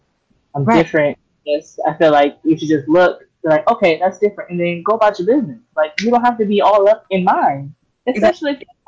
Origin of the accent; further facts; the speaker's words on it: United States; I'm African. I'm African American.